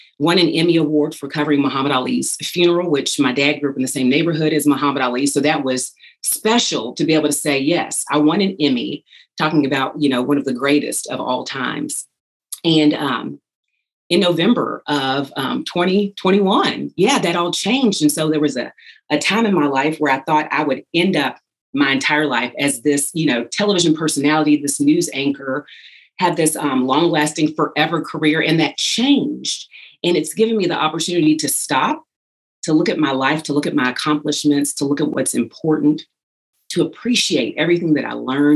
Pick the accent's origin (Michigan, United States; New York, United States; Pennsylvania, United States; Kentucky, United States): Kentucky, United States; Louisville; I was blessed and fortunate to work in my hometown here in Louisville, Kentucky